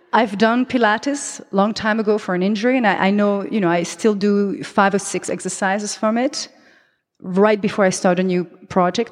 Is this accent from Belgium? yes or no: yes; Belgium; accent: French; first language French; English is a second language; also born or lived in Colombia; now in Amsterdam, Netherlands; I am half Belgian, half Colombian. Therefore, I have this, uh, Latin name. But my mother tongue is French. That's the accent you hear.